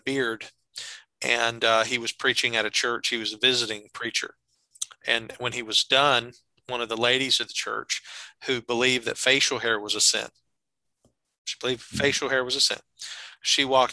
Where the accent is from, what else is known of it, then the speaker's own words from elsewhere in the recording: the South, United States; we're both from the South.